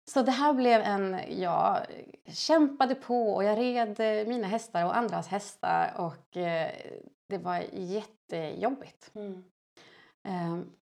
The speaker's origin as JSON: {"language": "Swedish", "region": "Dalarna County", "country": "Sweden", "moved": "yes", "lives_now": "Hammarö, Sweden", "said": "jag kommer från Dalarna."}